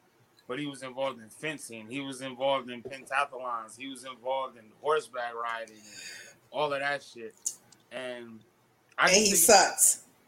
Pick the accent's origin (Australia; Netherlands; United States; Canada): United States; Midwest; We're from the Midwest.